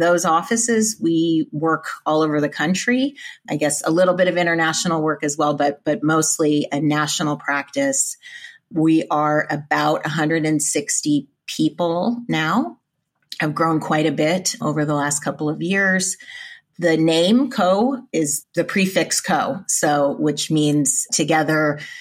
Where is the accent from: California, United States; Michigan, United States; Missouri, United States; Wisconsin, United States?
California, United States; Central Valley, Northern; I am originally from California, but Northern California, the Central Valley.